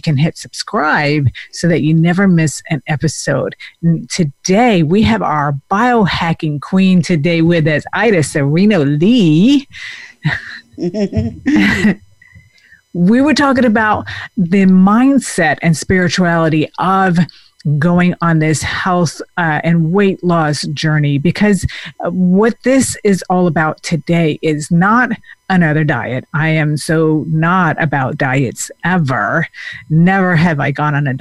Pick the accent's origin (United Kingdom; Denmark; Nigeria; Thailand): Denmark; moved away; I grew up in Denmark where, you know, people, they just are more physically active, and the whole lifestyle is very different than from over here.